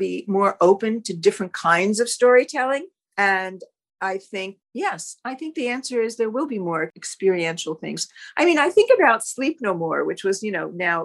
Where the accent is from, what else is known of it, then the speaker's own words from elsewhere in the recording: Wayne, New Jersey, United States; also born or lived in Ridgewood, New Jersey; I grew up myself in Wayne, and I lived in Ridgewood when Amanda and Jordan were young